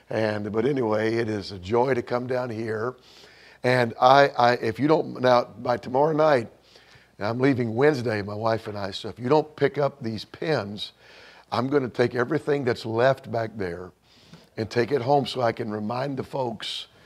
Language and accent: English; Bourbonnais, Illinois, United States; Uh, we are from Bourbonnais, Illinois.